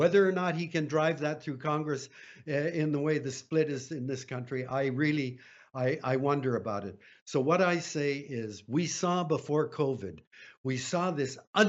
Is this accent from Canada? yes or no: yes; Canada; I'm a Canadian